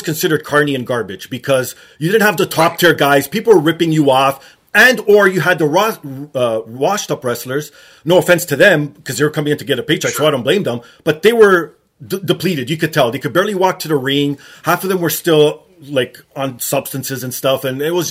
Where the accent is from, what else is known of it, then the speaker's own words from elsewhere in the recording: Canada; I'm obviously Canadian